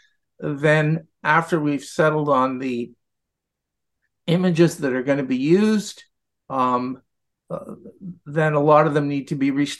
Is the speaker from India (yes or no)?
no; Ottawa, Ontario, Canada; I'm not an immigrant. I was born in Ottawa, but my father was an immigrant